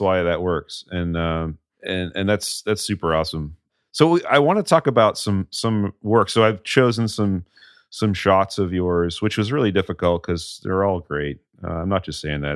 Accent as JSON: {"language": "English", "region": "New England", "country": "United States", "tie": "born or raised there", "said": "growing up in New England"}